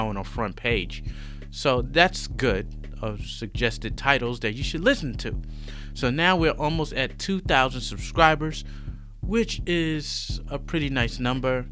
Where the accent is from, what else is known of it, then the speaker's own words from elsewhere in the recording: New York City, New York, United States; moved away as an adult; now in Shanghai, China; I'm a New Yorker. I'm from New York City.